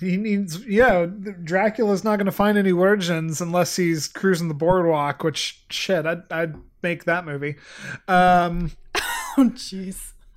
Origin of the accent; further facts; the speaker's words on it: Santa Clara, California, United States; I was born in Santa Clara